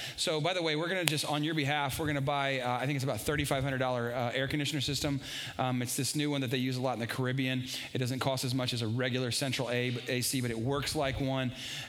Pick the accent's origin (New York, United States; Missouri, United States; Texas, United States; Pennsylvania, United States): Texas, United States; San Antonio; moved away as an adult; I love this city. I was born and raised here. This is my hometown.